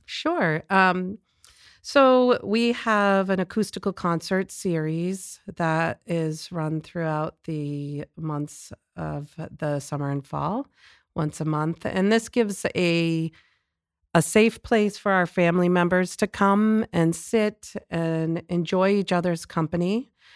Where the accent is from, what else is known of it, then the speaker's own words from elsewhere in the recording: Lawrence, Massachusetts, United States; I grew up in Lawrence